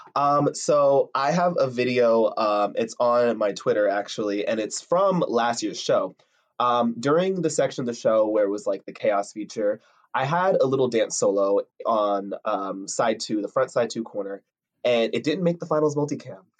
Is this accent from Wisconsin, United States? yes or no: no; Piscataway, New Jersey, United States; I'm from Piscataway, New Jersey.